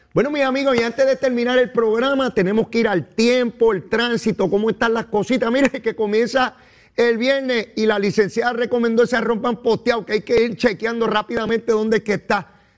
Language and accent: Spanish; Puerto Rico; a mi pueblo de Puerto Rico